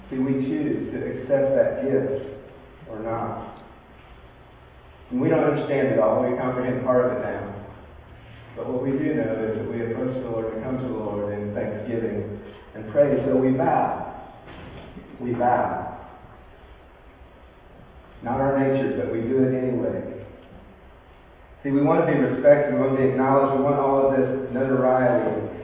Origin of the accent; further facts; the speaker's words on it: California, United States; moved away; also born or lived in Bakersfield, California; I grew up in California, got, when I got sober in Yosemite, was about an hour and a half from where I live. I live in, Bakers, in the Bakersfield area of California.